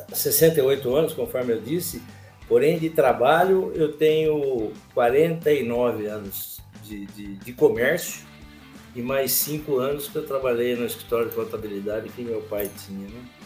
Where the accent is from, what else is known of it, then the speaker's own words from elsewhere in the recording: Campinas, São Paulo, Brazil; eu sou campineiro, tenho 69 anos de idade